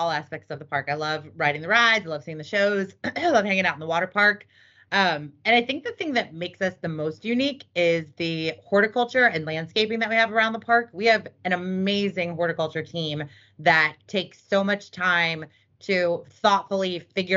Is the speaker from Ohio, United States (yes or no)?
yes; Cincinnati, Ohio, United States; moved away as an adult; also born or lived in California; I grew up in Cincinnati, Ohio